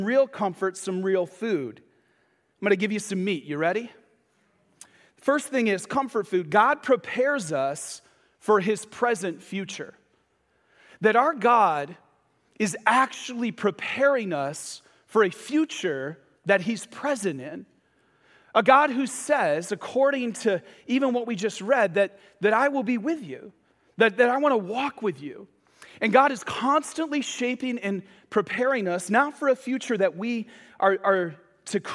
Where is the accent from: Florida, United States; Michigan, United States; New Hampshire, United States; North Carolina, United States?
Michigan, United States; I grew up in Michigan, and I left the east side of the state to go to the west side of the state for college